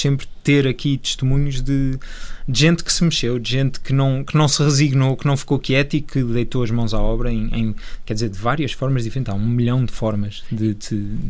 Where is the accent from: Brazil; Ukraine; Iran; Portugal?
Portugal